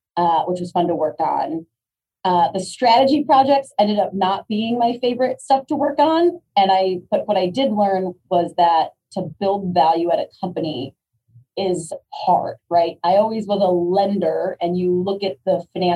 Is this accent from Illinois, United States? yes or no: yes; Chicago, Illinois, United States; I grew up in Chicago. I went to school at the University of Illinois. I got my first job back downtown Chicago, very Midwest centric